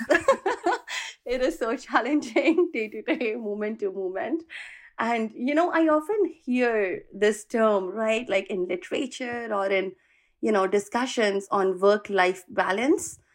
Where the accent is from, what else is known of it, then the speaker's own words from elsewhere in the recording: India; moved away as an adult; now in California, United States; I am originally from India, moved to U S in the year two thousand seven to pursue my master's